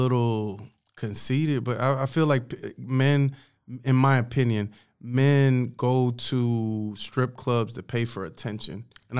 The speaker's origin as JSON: {"language": "English", "area": "Orange County", "region": "California", "country": "United States", "tie": "born or raised there", "also_born_or_lived": "the South (US)", "moved": "yes", "said": "I was born like Orange County, California."}